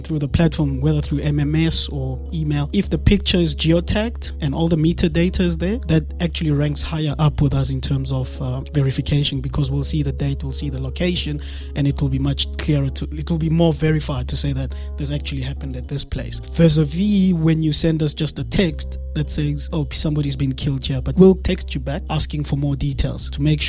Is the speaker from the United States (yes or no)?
no; South Africa; And this is not who we are as South Africans. I'm South African of Mosotho descendant, and my forefathers come from Lesotho.